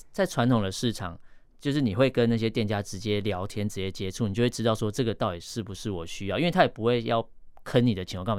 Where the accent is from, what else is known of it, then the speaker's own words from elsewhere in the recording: Yilan County, Taiwan; 我是宜兰人嘛，我常去那个市场